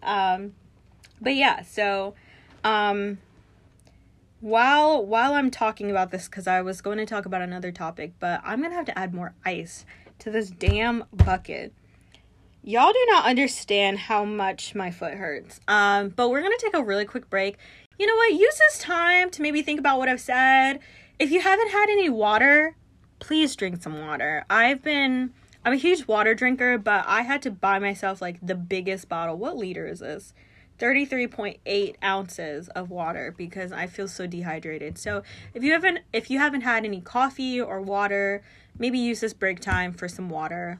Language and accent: English; North Carolina, United States; moved away as an adult; also born or lived in Brooklyn, New York; now in New York City, United States; we moved to North Carolina, and that's where I went to pretty much, like, all of my schooling